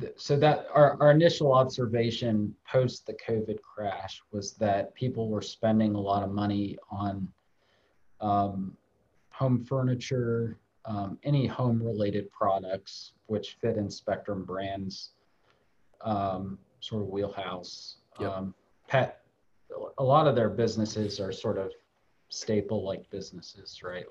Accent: Ohio, United States; I grew up in Ohio

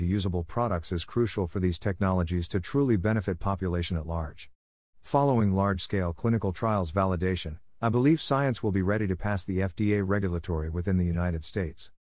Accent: India; Growing up in India, I realized that there is a significant shortage of clinicians per capita

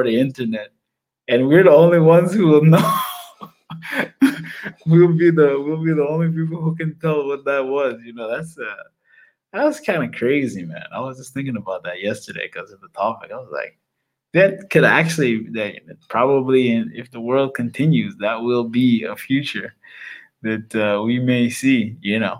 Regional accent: United States; being an American

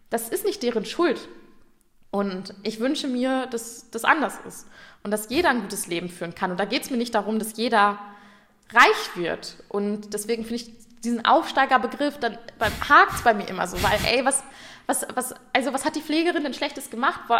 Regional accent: North Rhine-Westphalia, Germany; Ich komme aus dem Ruhrgebiet, da geht es jetzt gerade noch.

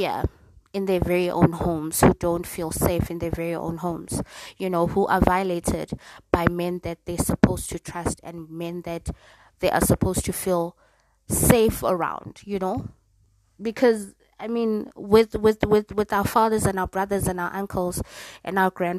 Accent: South Africa; as a South African woman

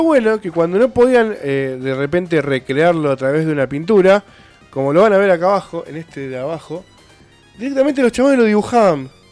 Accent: Argentina; nosotros somos de Argentina

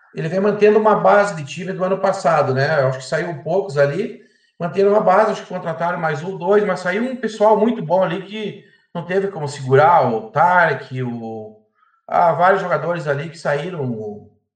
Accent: Erechim, Rio Grande do Sul, Brazil; sou de Erechim, né? Natural daqui

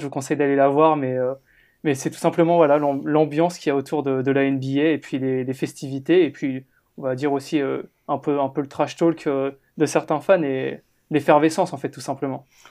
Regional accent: France; nous en tant que Français

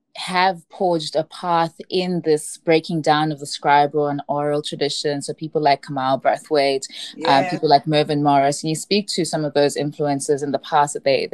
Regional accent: South Africa; growing up in post-apartheid South Africa and those kinds of messages and, you know, having to then find a space for yourself in bringing out, you know, who you are as a young Black woman.

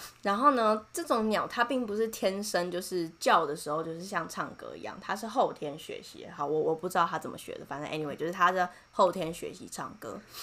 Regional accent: Taiwan; 我是台湾人

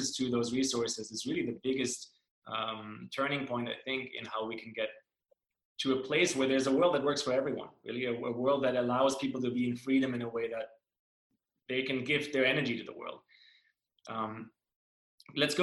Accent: Germany; moved away; I grew up in Germany

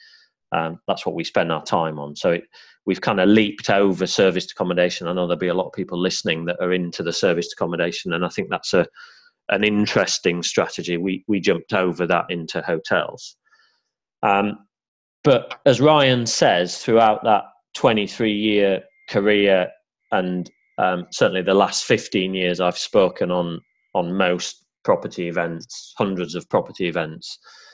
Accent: Yorkshire and the Humber, United Kingdom; accent: Yorkshire; I've kind of lost my Yorkshire accent now, but I am a Yorkshire lad born and bred, and bought my first terraced house in Barnsley

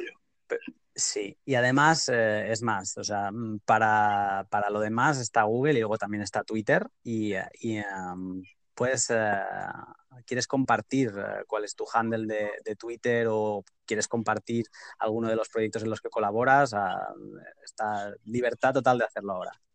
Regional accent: Catalonia, Spain; yo soy catalán

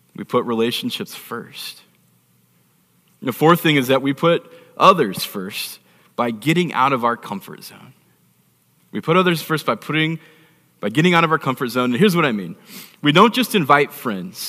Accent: Phoenix, Arizona, United States; also born or lived in Texas; From Phoenix, grew up here, had a pretty nice life growing up in Paradise Valley Village.

